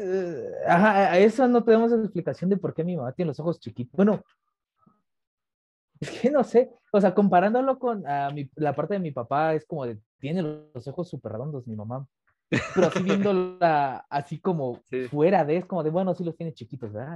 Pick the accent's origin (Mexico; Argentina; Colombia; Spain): Mexico; soy mexicano 100%